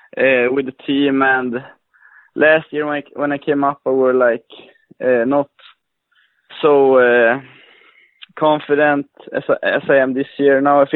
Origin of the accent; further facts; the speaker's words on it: Luleå, Norrbotten County, Sweden; I'm from the northern part of Sweden. a city called Lulea.